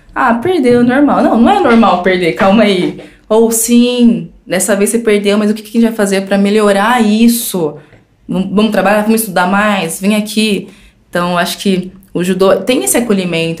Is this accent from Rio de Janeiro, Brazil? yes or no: no; Paulínia, São Paulo, Brazil; moved away; also born or lived in Franca; eu saí de Paulina